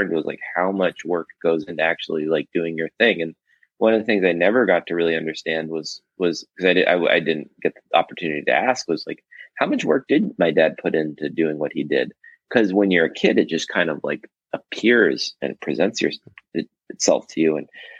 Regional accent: Los Angeles, California, United States; also born or lived in Toronto, Canada; I grew up in Los Angeles. I was born in Toronto, but I've been in LA since I was like a little kid, like two.

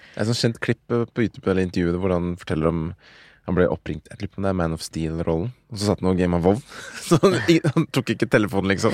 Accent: Oslo, Norway; 31 år fra Oslo og bor i Oslo.

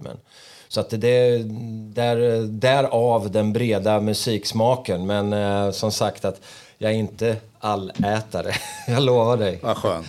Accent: Örebro, Örebro County, Sweden; när jag växte upp då i Markbacken

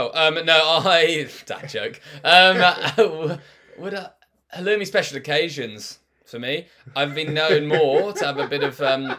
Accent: England, United Kingdom; now in Australia; and me being English

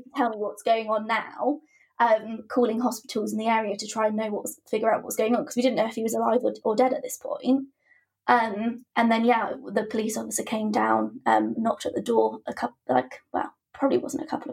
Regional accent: Poole, South West England, United Kingdom; I'm from Poole in Dorset and I'm 24

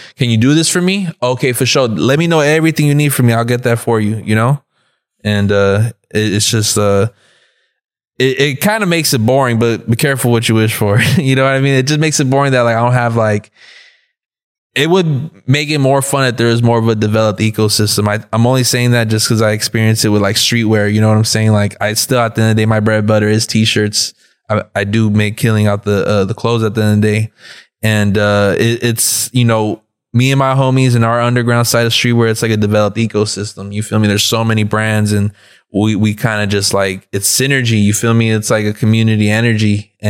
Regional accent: South Gate, California, United States; I'm from Southgate, California. That's like Southeast LA. First generation. My parents grew up over there in Mexico.

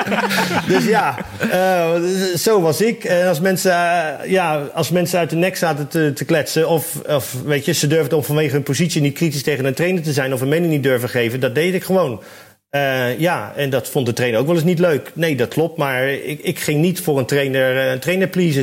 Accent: Rotterdam, South Holland, Netherlands; Ik kom uit Rotterdam

